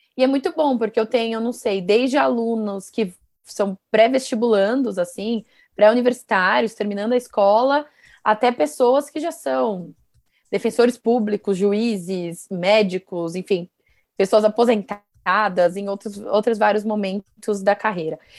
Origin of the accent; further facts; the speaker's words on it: Guarulhos, São Paulo, Brazil; eu sou de Guarulhos, né, uma cidade aqui ao lado de São Paulo